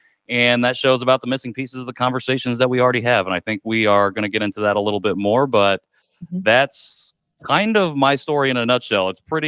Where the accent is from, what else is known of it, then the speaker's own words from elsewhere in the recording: rural Indiana, United States; also born or lived in Seoul, Korea; I was born in 1990 in Seoul, Korea, and adopted, I think, about 9 months later to a white family in rural Indiana. That's where I spent my formative years, grew up in this very small town, predominantly white